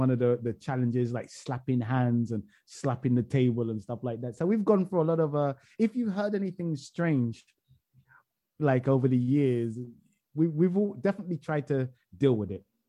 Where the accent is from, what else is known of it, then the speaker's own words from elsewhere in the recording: England, United Kingdom; I'm English